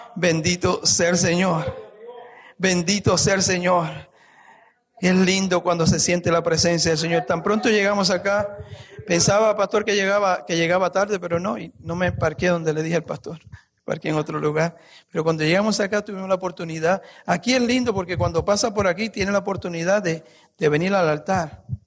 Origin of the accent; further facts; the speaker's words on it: Guayanilla, Puerto Rico; moved away; en mi país, mi pueblo en Puerto Rico se llama Guayanilla, cerca de una ciudad que se llama Ponce.